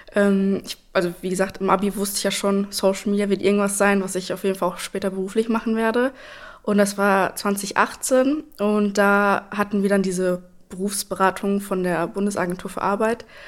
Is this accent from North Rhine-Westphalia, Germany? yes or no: yes; Espelkamp, North Rhine-Westphalia, Germany; now in Lübbecke, Germany; ich bin aufgewachsen in Espelkamp und bin dort auch zur Schule gegangen